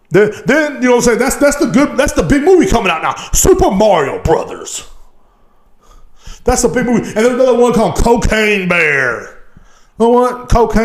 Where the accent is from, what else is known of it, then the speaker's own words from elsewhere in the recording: Marble Falls, Texas, United States; moved away as an adult; also born or lived in Liberty Hill, Texas; now in Killeen, United States; I'm country. I'm from Marble Falls, goddamn Texas.